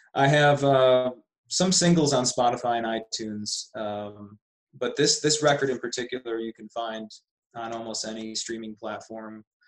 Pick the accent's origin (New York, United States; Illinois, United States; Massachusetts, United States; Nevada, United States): New York, United States; Buffalo; moved away as an adult; also born or lived in Austin, Texas / Las Vegas / Sedona; I grew up in Buffalo, New York